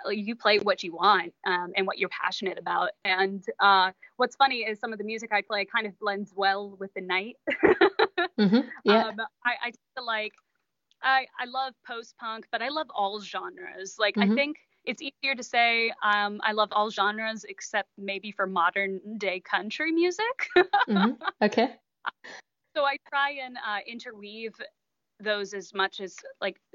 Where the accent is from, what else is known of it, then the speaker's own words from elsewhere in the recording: Midwest, United States; now in Seattle, United States; I'm from the Midwest here, and I'm used to growing up in the snow